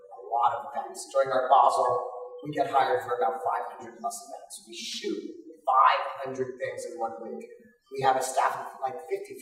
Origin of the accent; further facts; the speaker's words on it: Pinecrest, Florida, United States; I grew up in Pinecrest